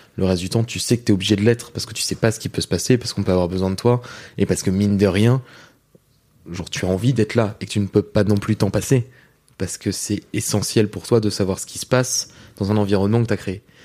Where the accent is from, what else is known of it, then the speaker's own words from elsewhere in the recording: Rouen, Normandy, France; moi je viens de Rouen en Normandie et ce qui fait que même dans la banlieue de Rouen donc moi j'ai vécu dans un, pavillon en province